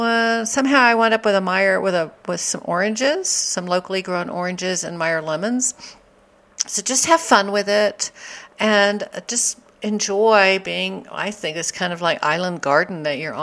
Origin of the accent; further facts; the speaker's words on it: Texas, United States; we're from Texas